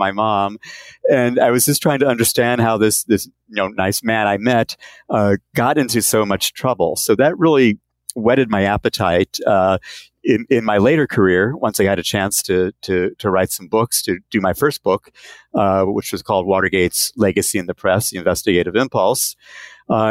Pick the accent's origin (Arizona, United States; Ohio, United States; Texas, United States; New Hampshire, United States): Arizona, United States; Phoenix; moved away; also born or lived in Florida / Chicago area; I grew up in Phoenix, Arizona